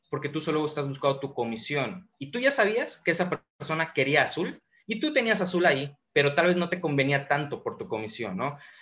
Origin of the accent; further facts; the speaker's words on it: Mérida, Yucatán, Mexico; Soy de Mérida, Yucatán, 30 años, emprendedor